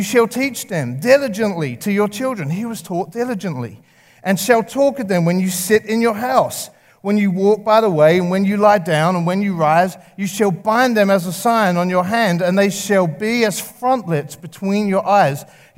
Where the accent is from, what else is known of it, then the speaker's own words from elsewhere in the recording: England, United Kingdom; moved away; I grew up in England, if you didn't know, and I've been here 15 years.